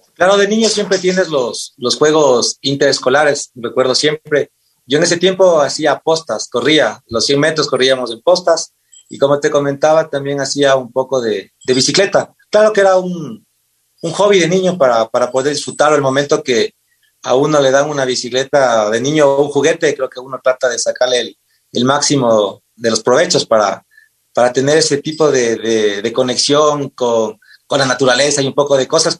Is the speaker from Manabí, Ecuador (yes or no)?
no; Pangua, Cotopaxi, Ecuador; also born or lived in Quevedo, Los Ríos; Yo nací en la provincia de Los Ríos, en Quevedo, y toda mi vida hasta el colegio viví en el corazón en la provincia de, Cotopaxi, en el Cantón Pangua. Ahí estudié la escuela y el colegio.